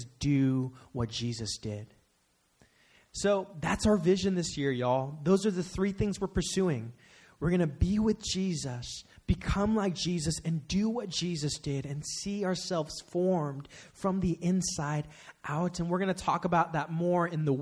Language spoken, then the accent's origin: English; Bay Area, California, United States; Growing up in the Bay Area